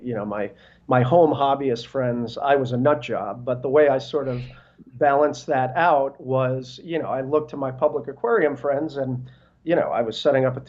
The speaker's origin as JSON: {"language": "English", "region": "New Jersey", "country": "United States", "tie": "born or raised there", "also_born_or_lived": "Brooklyn, New York / South America", "moved": "yes", "lives_now": "Northern Virginia, United States", "said": "I was born in Brooklyn. I grew up in North Jersey, but I've been in the DC area now"}